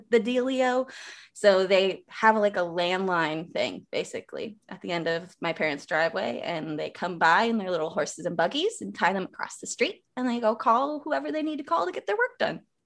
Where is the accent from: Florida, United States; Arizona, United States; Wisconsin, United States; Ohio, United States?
Wisconsin, United States; small, small, small town, like, very small town, Wisconsin, like, down the street from Amish